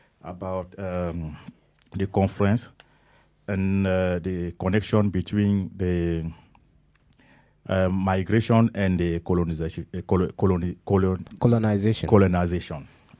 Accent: Cameroon; now in Hamburg, Germany; I come from Cameroon.

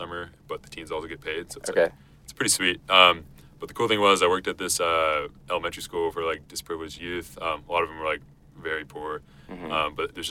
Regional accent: Auburn, Washington, United States; the small town that I grew up in Auburn, Washington

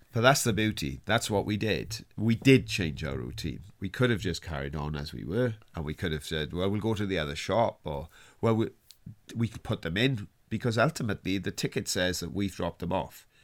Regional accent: Wales, United Kingdom; I was on strike as a Welsh miner

